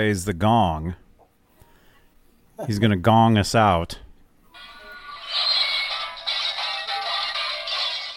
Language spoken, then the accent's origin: English; Phoenix, Arizona, United States; I'm actually from Phoenix